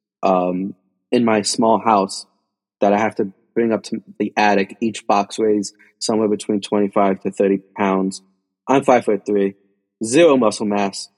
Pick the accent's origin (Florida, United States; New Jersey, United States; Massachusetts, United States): New Jersey, United States; Union City; I'm a kid from Union City, New Jersey